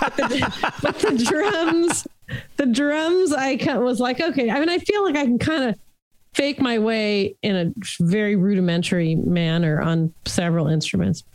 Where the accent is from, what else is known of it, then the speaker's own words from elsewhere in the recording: Los Angeles, California, United States; I grew up in Hollywood, California